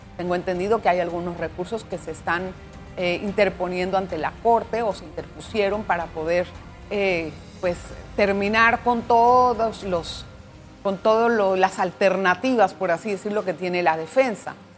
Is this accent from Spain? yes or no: no; Panama; para nosotros como panameños